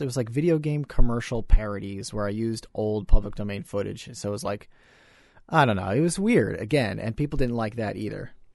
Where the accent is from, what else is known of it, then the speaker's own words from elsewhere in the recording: New York, United States; growing up in New York, in the United States of America